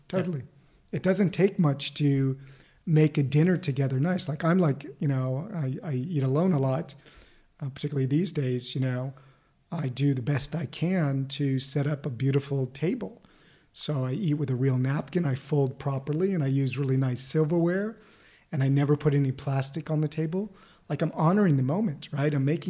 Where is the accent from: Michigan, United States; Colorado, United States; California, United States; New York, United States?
California, United States; Beverly Hills; In Beverly Hills.